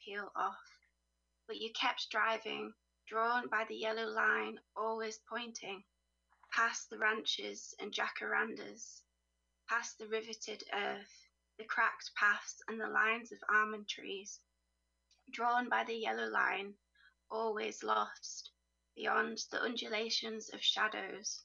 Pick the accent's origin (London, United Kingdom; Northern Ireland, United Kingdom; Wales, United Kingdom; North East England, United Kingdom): North East England, United Kingdom; Teesside; moved away as an adult; I'm kind of from Teesside, which is a little bit south of Newcastle.